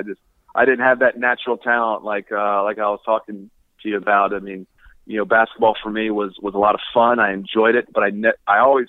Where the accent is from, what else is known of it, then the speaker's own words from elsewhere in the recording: Baltimore, Maryland, United States; I grew up in Baltimore